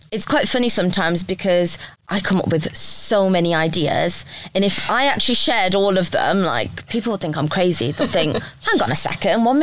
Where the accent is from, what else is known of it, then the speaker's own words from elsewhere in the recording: India; I'm Indian, so I come. I've you know lived as part of a big family before.